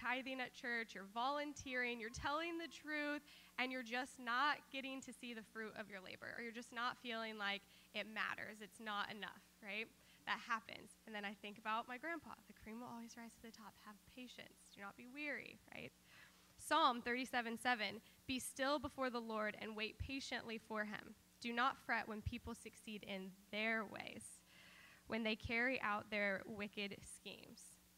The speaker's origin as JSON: {"language": "English", "region": "Kansas", "country": "United States", "tie": "born or raised there", "said": "growing up in Kansas"}